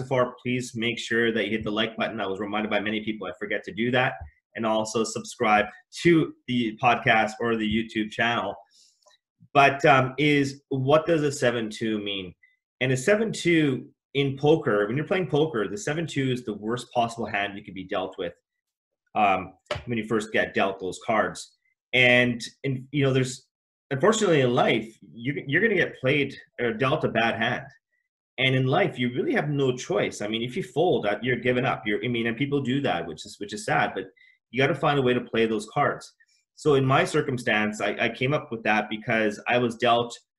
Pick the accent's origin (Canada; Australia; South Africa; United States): Canada; I was born in Canada as well. My parents are from East Africa.